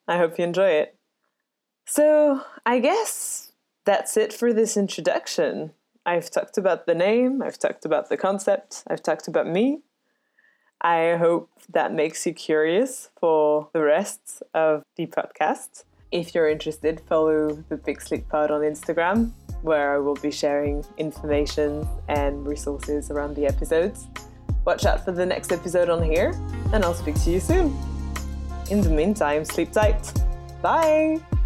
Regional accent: Paris, Île-de-France, France; moved away as an adult; now in United Kingdom; I was born and raised in Paris

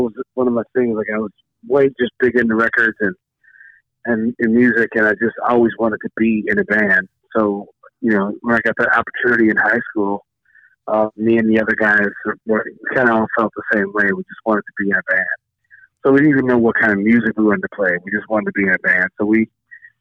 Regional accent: St. Louis, Missouri, United States; I'm from St. Louis, Missouri

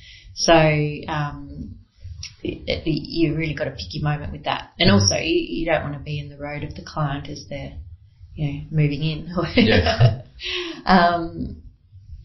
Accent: Melbourne, Victoria, Australia; moved away; I'm originally from Melbourne

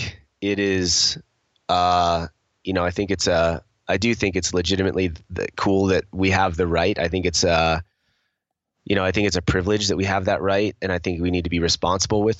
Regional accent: United States; I'm American

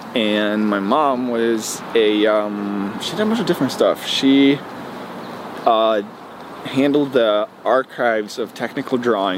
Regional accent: Fredrikstad, Østfold, Norway; I was born in Norway, yes. Okay. Born and raised.

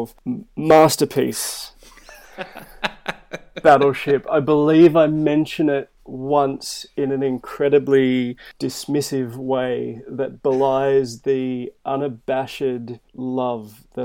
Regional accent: Melbourne, Victoria, Australia; moved away; also born or lived in Tamworth / Wollongong / Western Sydney; which is a suburb probably 12 to 15 k's east of Melbourne, CBD. From there, we moved around quite a bit. I moved from Melbourne to Tamworth, which is a very, very different city in kind of rural New South Wales.

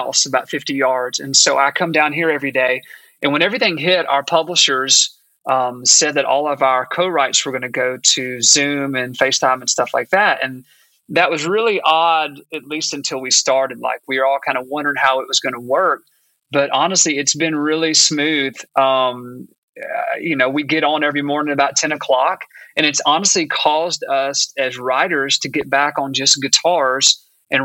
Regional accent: Augusta, Georgia, United States; moved away as an adult; now in Nashville, United States; I'm actually from Augusta, Georgia, but I moved to Nashville when I got out of college, gosh, about 20 years ago

